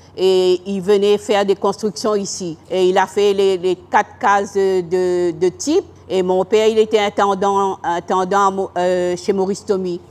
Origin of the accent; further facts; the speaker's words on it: Saint-Denis, Réunion; J'ai grandi à Saint-Clotilde